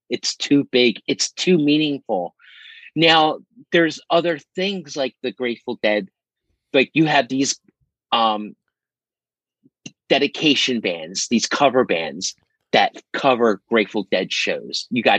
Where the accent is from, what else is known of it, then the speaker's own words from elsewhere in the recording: Philadelphia, Pennsylvania, United States; I grew up in South Philadelphia near the stadiums.